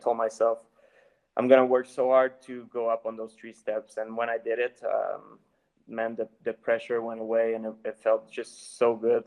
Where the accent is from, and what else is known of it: Canada